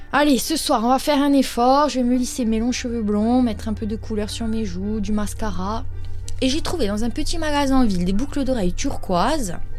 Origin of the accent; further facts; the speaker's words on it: Corsica, France; Je vis et je suis née en Corse. Et comme on dit chez nous, on est Corse avant d'être.